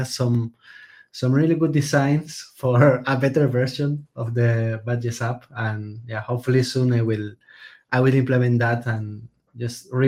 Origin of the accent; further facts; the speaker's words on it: Spain; I'm a developer from Spain